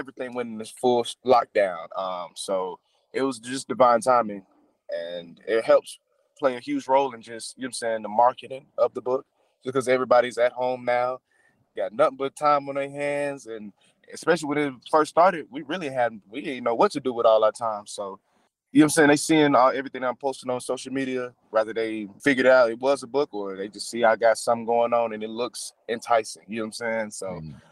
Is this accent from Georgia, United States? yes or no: yes; Atlanta, Georgia, United States; I'm born and raised in Atlanta, Georgia